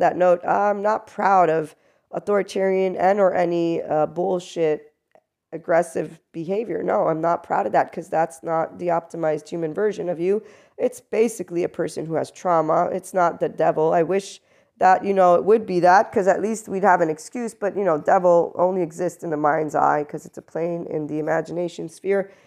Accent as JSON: {"language": "English", "country": "United States", "said": "I am also an American"}